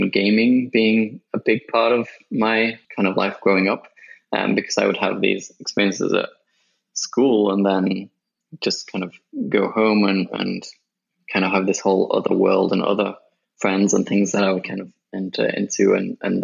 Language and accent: English; Sheffield, Yorkshire and the Humber, United Kingdom; also born or lived in Japan / Birmingham; I grew up in the UK, and I was in a city called Sheffield for most of my childhood